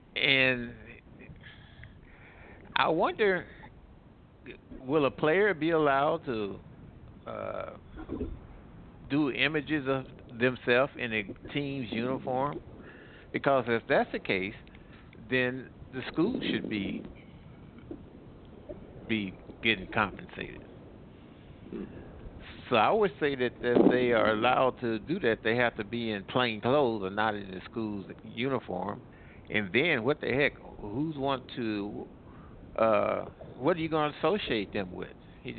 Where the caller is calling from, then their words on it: Midwest, United States; I'm calling from the Midwest.